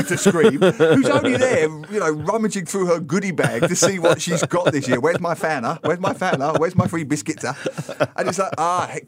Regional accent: England, United Kingdom; growing up in England

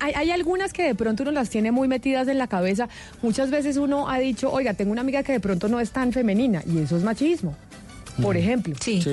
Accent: Colombia; la colombiana, en la que hemos nacido, nos hemos educado

